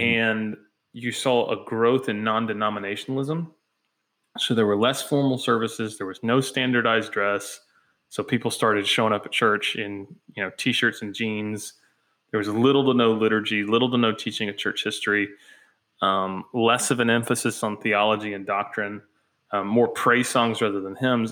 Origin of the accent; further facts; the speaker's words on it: United States; we as American Christians